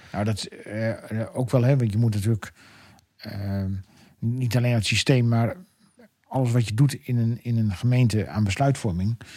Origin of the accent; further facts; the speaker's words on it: Emmen, Drenthe, Netherlands; moved away as an adult; now in Westland, Netherlands; ik ben natuurlijk geboren en getogen in Emmenaar